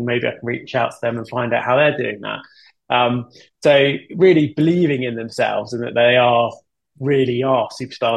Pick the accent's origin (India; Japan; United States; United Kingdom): United Kingdom